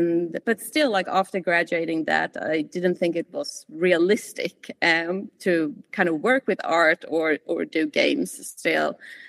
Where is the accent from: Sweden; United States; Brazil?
Sweden; accent: hybrid; now in New Zealand; And I'm also originally from Sweden, hence my hybrid accent, if anyone is wondering.